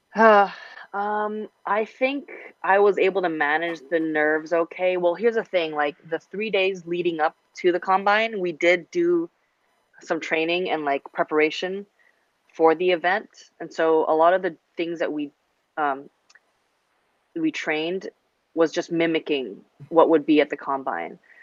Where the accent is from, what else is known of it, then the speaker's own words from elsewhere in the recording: Hong Kong; moved away; I grew up in Hong Kong, international, and you know, a little Western